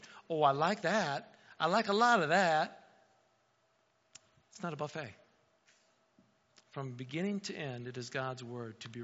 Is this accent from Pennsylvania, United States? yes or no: no; near South Bend, Indiana, United States; moved away as an adult; now in Wauseon, United States; I grew up in Indiana, 20 minutes outside of South Bend.